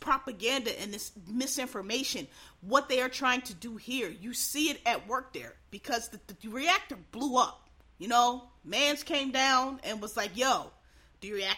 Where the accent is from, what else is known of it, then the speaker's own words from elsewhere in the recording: Pennsylvania, United States; I'm from Pennsylvania